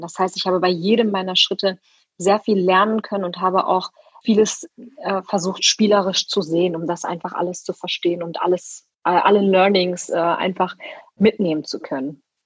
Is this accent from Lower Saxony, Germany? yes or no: no; Ruhr area, North Rhine-Westphalia, Germany; moved away as an adult; now in Leipzig, Germany; Ich komme aus dem Ruhrgebiet und habe auch im Rheinland studiert ganz lange